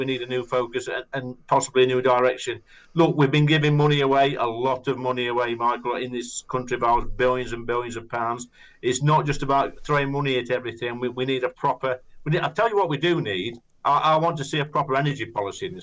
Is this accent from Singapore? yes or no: no; United Kingdom; we're British